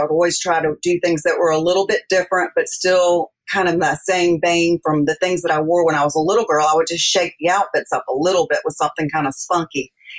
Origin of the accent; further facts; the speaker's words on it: Columbia, South Carolina, United States; my hometown, Columbia, South Carolina.